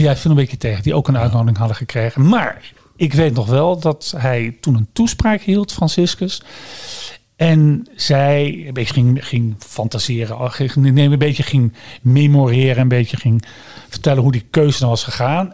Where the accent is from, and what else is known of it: Netherlands